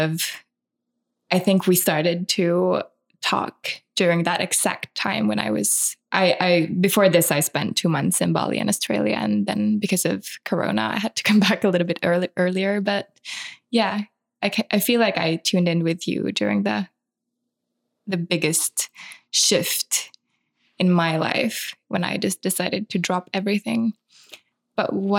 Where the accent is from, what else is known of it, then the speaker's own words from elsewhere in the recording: Espoo, Uusimaa, Finland; now in Helsinki, Finland; I'm from Espoo, a town outside of Helsinki.